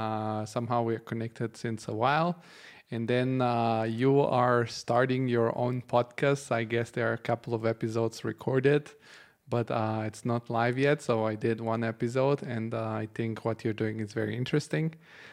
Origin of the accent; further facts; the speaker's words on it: Bulgaria; Because I know that I come from Bulgaria, where this topic, the capital versus the rest of the country, is very strong.